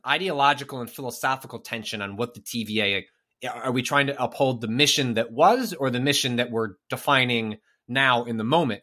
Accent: northwest suburbs of Chicago, Illinois, United States; I'm from the northwest suburbs.

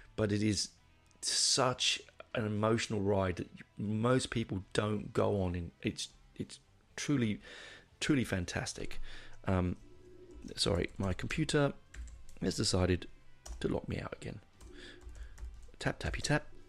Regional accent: England, United Kingdom; now in Australia; when I was a kid growing up in England

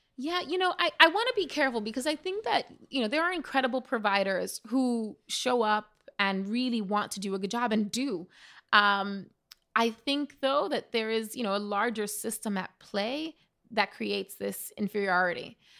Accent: New York City, New York, United States; growing up in the Bronx

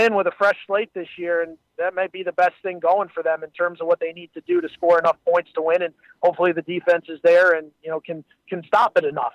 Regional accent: Northeast, United States; growing up in the Northeast

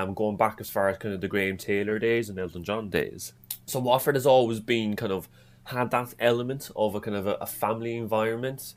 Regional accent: Cork, Munster, Ireland; accent: Irish; now in North East England, United Kingdom; I'm originally from, from Ireland, from Cork

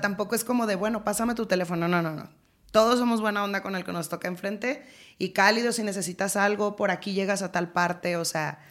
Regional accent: Culiacán, Sinaloa, Mexico; moved away as an adult; yo soy de Sinaloa

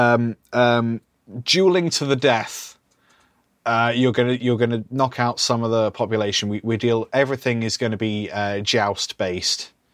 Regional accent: United Kingdom; we're British

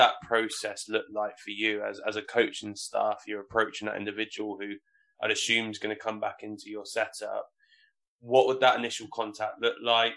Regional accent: Hampshire, South East England, United Kingdom; I grew up in Hampshire.

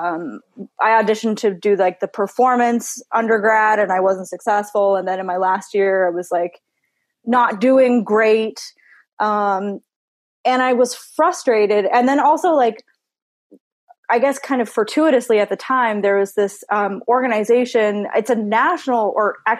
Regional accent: Newfoundland and Labrador, Canada; born or raised there

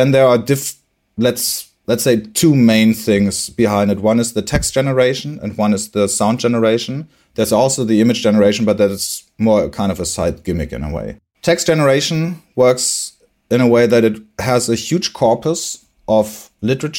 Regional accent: Bremen, Germany; now in Hamburg, Germany; I was born in Bremen. I live in Hamburg now

